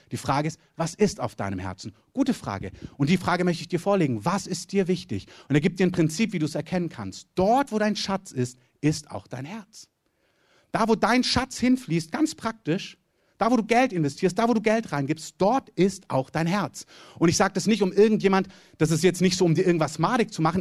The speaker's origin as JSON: {"language": "German", "region": "Southern Germany", "country": "Germany", "said": "ich komme aus dem Süden Deutschland"}